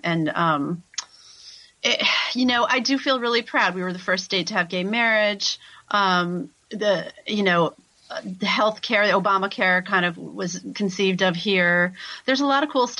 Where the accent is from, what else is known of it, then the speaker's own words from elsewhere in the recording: Concord, Massachusetts, United States; moved away as an adult; now in Natick, United States; I'm from Concord, which is another suburb of Boston.